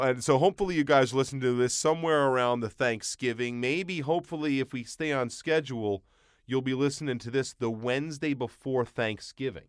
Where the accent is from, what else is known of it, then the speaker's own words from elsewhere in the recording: Long Island, New York, United States; I grew up in Long Island, a lot of Jewish families